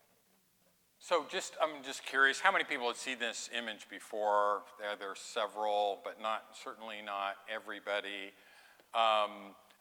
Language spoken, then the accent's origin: English; Oildale, California, United States; I'm from Oildale. My grandma lived behind … ma